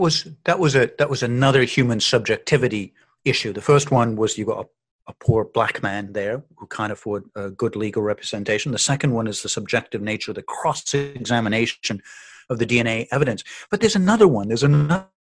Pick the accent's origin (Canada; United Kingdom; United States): Canada; I'm from Canada